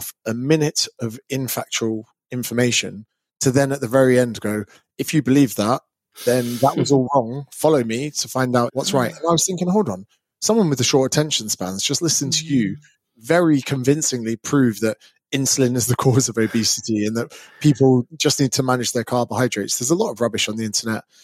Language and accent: English; Berkshire, South East England, United Kingdom; So I'm an English personal trainer. I grew up in Berkshire